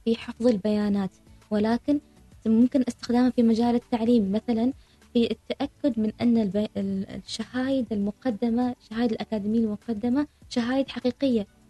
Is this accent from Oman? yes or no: yes; Oman; من مثلا بلدي عمان